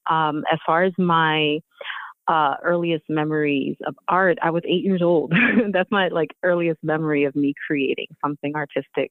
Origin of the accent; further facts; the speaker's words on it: Philadelphia, Pennsylvania, United States; also born or lived in Houston, Texas; I was growing up in North Philly, no TV.